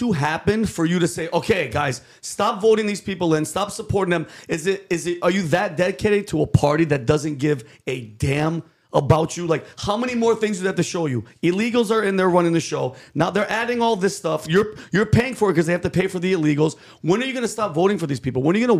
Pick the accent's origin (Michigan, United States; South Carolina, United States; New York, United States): New York, United States; Yonkers; also born or lived in California; now in Florida, United States; I'm from Yonkers, okay. Right near the Bronx.